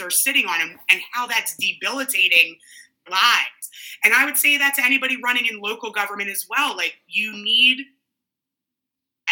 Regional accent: New Jersey, United States; also born or lived in South Philadelphia, Pennsylvania; I grew up in New Jersey

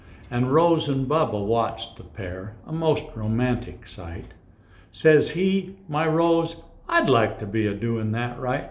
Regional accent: northern Utah, United States; also born or lived in Moab, Utah; I grew up on a ranch, a mink ranch, in northern Utah

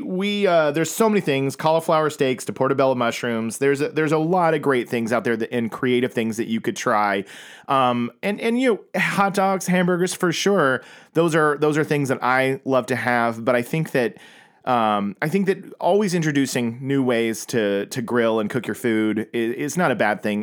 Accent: Oklahoma, United States; growing up in Oklahoma

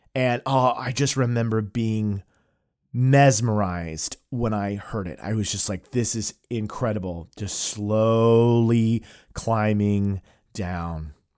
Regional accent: Tulsa, Oklahoma, United States; where we grew up in Tulsa, Oklahoma

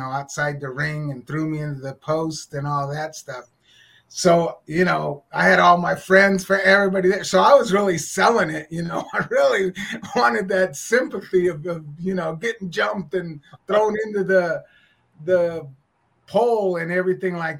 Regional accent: Oakland, California, United States; my hometown

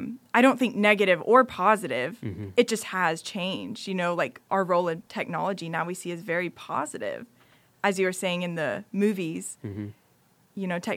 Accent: United States; Right, to someone who's grown up overseas, yet I'm still from America. You yeah. know, my parents are American.

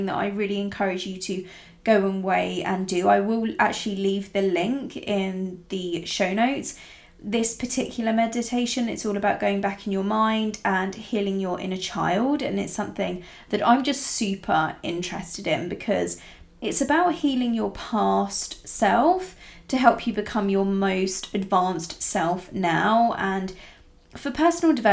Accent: Italy; I grew up in Italy, rural Italy, from when I was very, very young.

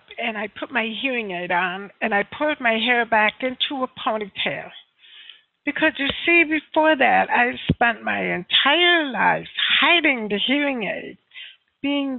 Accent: United States; I am from the United States, soon to move to New York

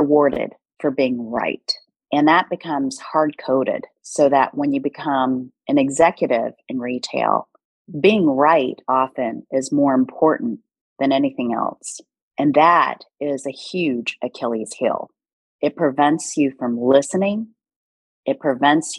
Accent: United States; first language Korean; English is a second language; also born or lived in South Korea; I immigrated to the States when I was 2.5 years old

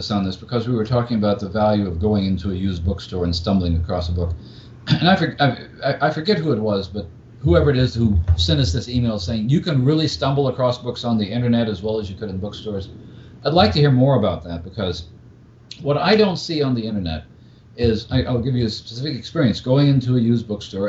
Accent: Australia; growing up in Australia, finding bookshops, finding things that might have been in print 10 or 20 or 30 years after their original appearance

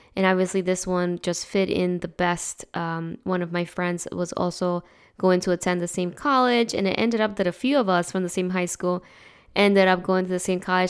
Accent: New Jersey, United States; moved away as an adult; I grew up in New Jersey, and I've been in this state longer than I had been over there

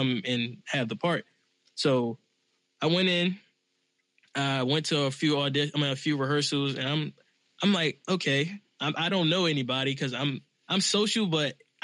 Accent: Washington, District of Columbia, United States; I'm from Southeast D.C.

